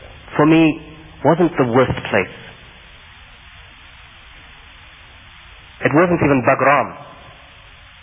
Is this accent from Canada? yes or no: no; United Kingdom; I am a British citizen born and raised in the United Kingdom.